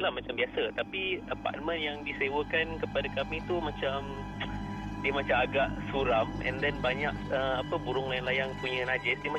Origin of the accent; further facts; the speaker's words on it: Petaling Jaya, Selangor, Malaysia; Uh, saya dari PJ.